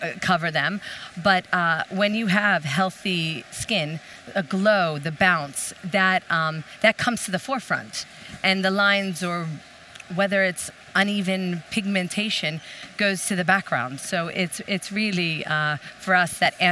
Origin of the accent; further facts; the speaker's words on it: United States; moved away as an adult; now in Sweden; being American and coming to Sweden